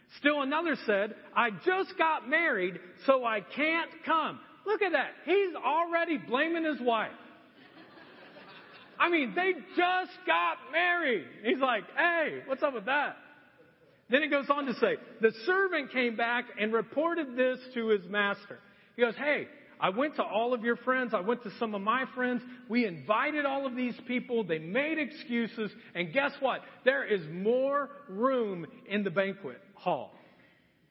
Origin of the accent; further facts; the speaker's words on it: Marion, Indiana, United States; also born or lived in Anderson, Indiana; I grew up in Marion, Indiana my entire life. And at ninth grade, my dad decided we would move to Anderson.